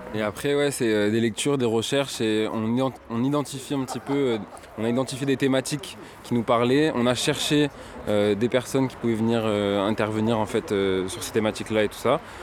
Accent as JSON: {"language": "French", "town": "Marseille", "region": "Provence-Alpes-Côte d'Azur", "country": "France", "moved": "yes", "lives_now": "Pertuis, France", "said": "Moi, je viens de Marseille. Mais là, je suis à je vis ici maintenant."}